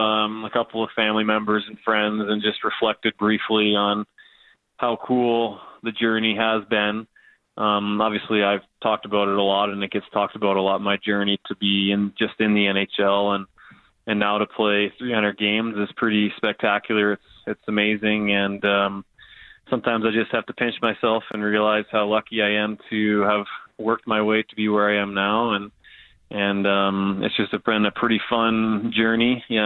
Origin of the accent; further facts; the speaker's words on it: Spokane, Washington, United States; Whereas when I was growing up in Spokane, in order to get any decent competition, my parents were traveling